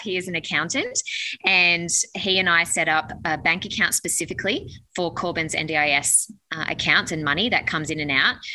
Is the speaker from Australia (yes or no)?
yes; Newcastle, New South Wales, Australia; we're from Newcastle